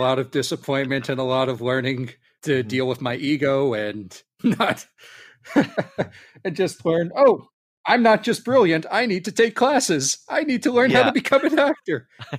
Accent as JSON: {"language": "English", "town": "San Diego", "region": "California", "country": "United States", "tie": "born or raised there", "also_born_or_lived": "Philadelphia / New York City", "said": "No, I was not born in San Diego. I was born in Philadelphia. I moved to New York City when I was two. And then around the end of 1995, when I was four, my dad got a job out in California, and we left New York, and we ended up in San Diego"}